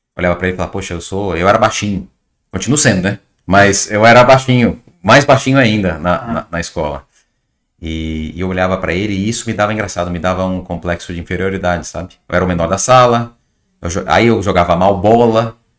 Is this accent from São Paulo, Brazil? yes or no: yes; São Paulo, Brazil; moved away as an adult; also born or lived in Ceará; nasci em São Paulo